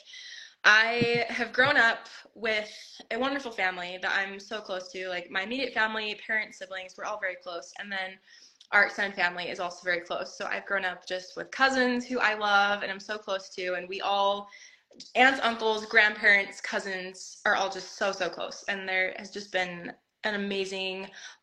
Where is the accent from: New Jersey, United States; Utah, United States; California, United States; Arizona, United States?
Utah, United States; Kaysville; now in Orem, United States; I was born and raised in Kaysville, Utah, which is just north of Salt Lake.